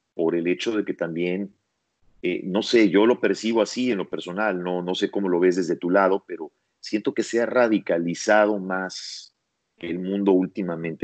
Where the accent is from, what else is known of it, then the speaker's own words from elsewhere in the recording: Mexico; now in United States; en México, en mi país, y aquí en Estados Unidos